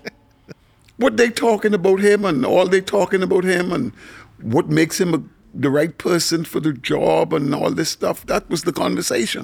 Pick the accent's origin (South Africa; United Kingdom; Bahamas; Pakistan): Bahamas; Nassau, New Providence; I grew up in Ross Corner